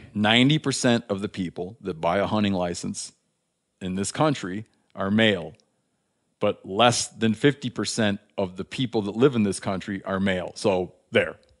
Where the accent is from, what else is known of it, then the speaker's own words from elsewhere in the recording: Michigan, United States; moved away; being from my home state of Michigan